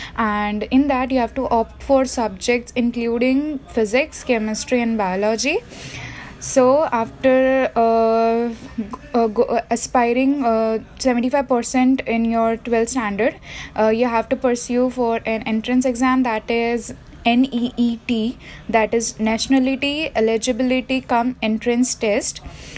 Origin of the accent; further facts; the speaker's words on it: India; also born or lived in Jalgaon, Maharashtra; I am an Indian and I am third year MBBS student from DOPMC college situated in Jalgaon, Maharashtra.